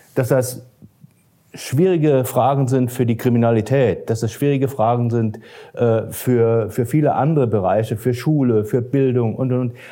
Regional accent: Germany; wir Deutschen

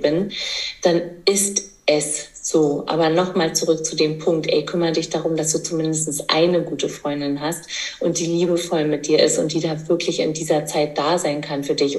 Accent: East Germany, Germany; ich komme aus dem Osten, das heißt, äh, Geburtshilfe gab es ja bei uns nur im Kreissaal

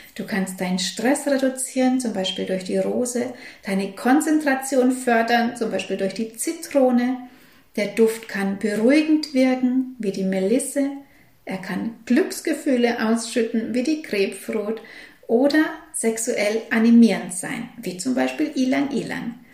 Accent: Germany; hier bei uns in Deutschland

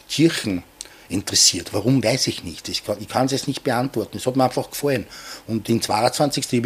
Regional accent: Hirschstetten, Vienna, Austria; weil ich bin ja auch in Oschborn aufgewachsen.

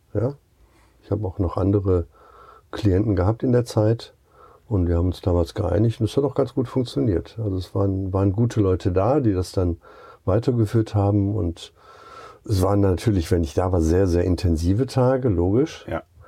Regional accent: Duisburg, North Rhine-Westphalia, Germany; also born or lived in Rostock / Lake Constance; now in Gaienhofen, Germany; Ursprünglich komme ich aus Duisburg

